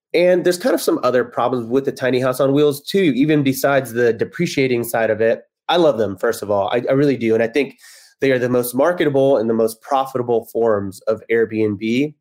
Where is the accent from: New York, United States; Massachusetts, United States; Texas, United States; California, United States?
Texas, United States; moved away as an adult; also born or lived in Kansas City; now in Los Angeles, United States; I'm from Texas.